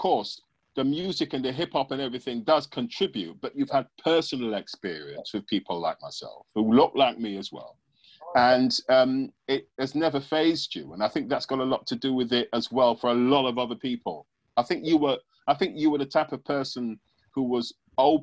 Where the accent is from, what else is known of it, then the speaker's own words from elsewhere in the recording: England, United Kingdom; growing up in England and being English, but having my West Indian heritage